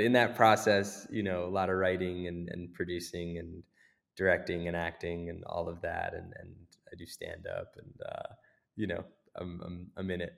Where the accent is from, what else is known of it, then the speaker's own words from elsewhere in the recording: United States; growing up in America